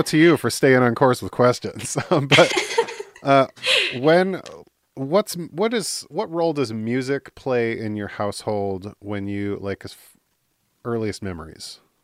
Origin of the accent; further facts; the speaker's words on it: Midwest, United States; moved away; also born or lived in Michigan / California; I'm in the Midwest